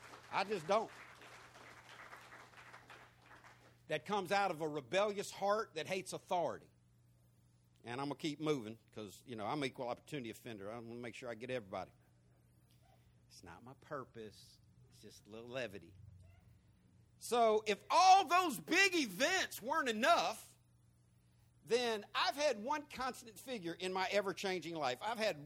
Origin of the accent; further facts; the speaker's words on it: San Diego, California, United States; born there; Because I was born in San Diego, California, in Mercy Hospital, the child of a sailor.